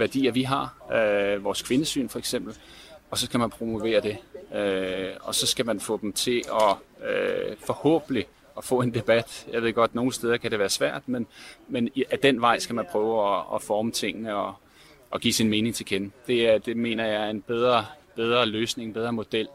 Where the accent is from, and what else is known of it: Denmark